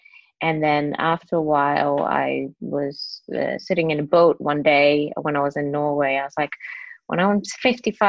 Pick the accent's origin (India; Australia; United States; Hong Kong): Hong Kong; first language Cantonese; English is a second language; moved away as an adult; also born or lived in England; I was born in Hong Kong, grew up in Hong Kong, went to like a local girls' school. And then I went to England to study